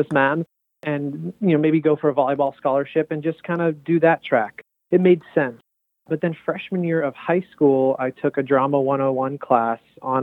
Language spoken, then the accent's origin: English; Los Angeles, California, United States; moved away as an adult; I'm from Los Angeles, and I went to the East Coast for college to study theater